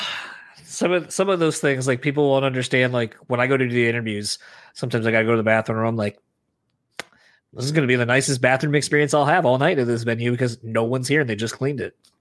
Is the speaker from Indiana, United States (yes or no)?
no; Michigan, United States; we're from Michigan